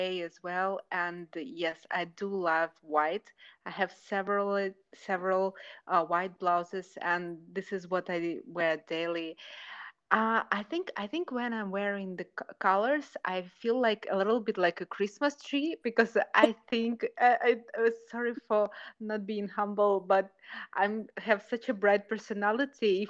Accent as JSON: {"language": "English", "region": "Almaty", "country": "Kazakhstan", "tie": "born or raised there", "second_language": "English", "moved": "as an adult", "lives_now": "Moscow, Russia", "said": "my hometown is a small country and small town, but very, very bright. It's Almaty, Kazakhstan. I was born there and I came from there"}